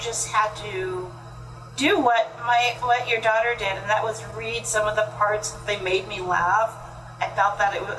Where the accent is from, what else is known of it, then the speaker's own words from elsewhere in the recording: California, United States; I grew up in California